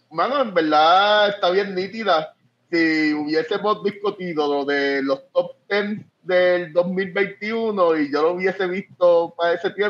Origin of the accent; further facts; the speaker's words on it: Puerto Rico; moved away as an adult; now in Northern Ireland; yo me mudé de Puerto Rico cuando estaba pasando lo de el verano del 2019 con, eh, con Ricky renuncia. Yo, ah, yo, yo me fui de Puerto Rico al otro día que Ricky renunció, literal.